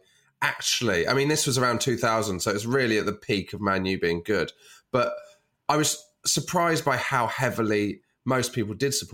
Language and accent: English; Dartmoor, South West England, United Kingdom; I was growing up on Dartmoor